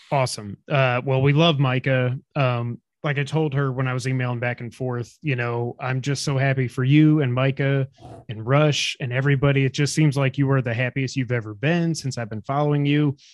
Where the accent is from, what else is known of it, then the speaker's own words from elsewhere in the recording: New York, United States; now in Memphis, United States; we grew up in New York